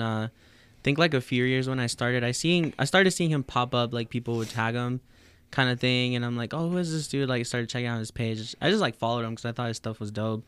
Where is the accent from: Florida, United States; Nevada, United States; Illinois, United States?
Nevada, United States; Reno; also born or lived in Mexico / Los Angeles / Las Vegas; we came to Reno, I want to say a year later. So I've been in Reno since I was 9